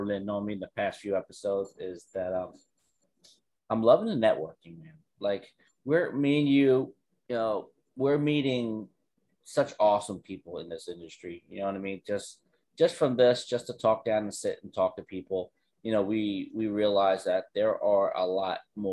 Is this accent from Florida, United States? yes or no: yes; Florida, United States; also born or lived in North Carolina; I am from Florida